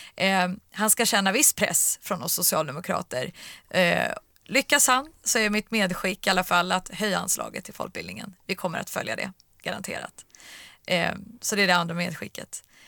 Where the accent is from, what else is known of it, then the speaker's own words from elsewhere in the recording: Stockholm, Stockholm County, Sweden; jag är från Stockholm